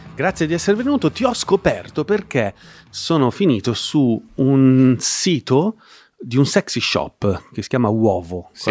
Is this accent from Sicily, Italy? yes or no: no; Milan, Lombardy, Italy; moved away as an adult; now in Como, Italy; io, che sono milanese, che da qualche anno abito a Como